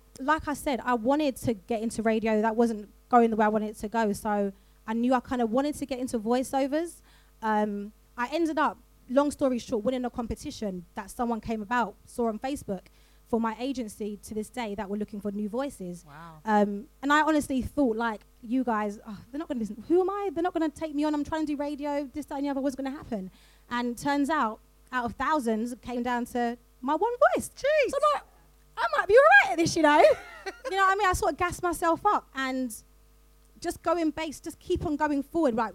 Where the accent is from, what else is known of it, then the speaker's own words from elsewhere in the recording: London, United Kingdom; I'm from South London, like I don't pronounce my T's